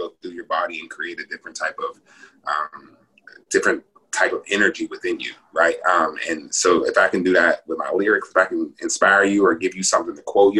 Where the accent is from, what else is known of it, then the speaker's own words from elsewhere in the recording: Pittsburgh, Pennsylvania, United States; growing up in Pittsburgh